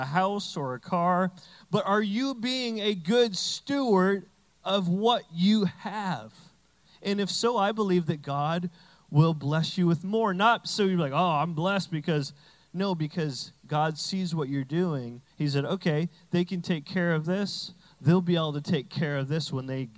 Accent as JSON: {"language": "English", "region": "New Brunswick", "country": "Canada", "said": "I'm from Canada, but we have all American stuff, so I'm like, I'm from Texas now."}